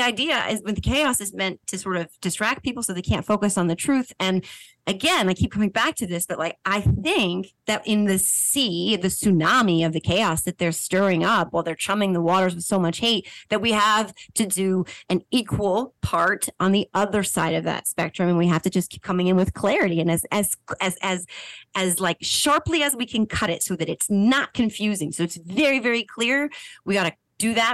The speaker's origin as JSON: {"language": "English", "region": "New Jersey", "country": "United States", "said": "I am from New Jersey and I am a mom"}